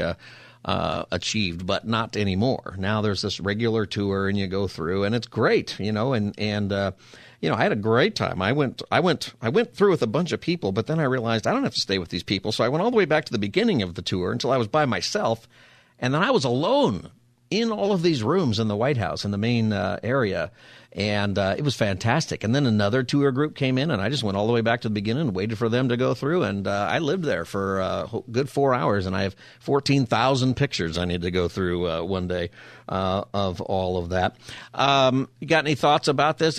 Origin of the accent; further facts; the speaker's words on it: Palmdale, California, United States; also born or lived in San Diego County; I grew up, you know, in Palmdale, and we used to have fireworks all the time.